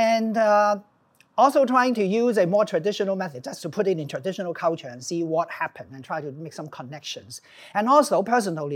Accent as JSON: {"language": "English", "country": "Hong Kong", "tie": "born or raised there", "said": "growing up in Hong Kong"}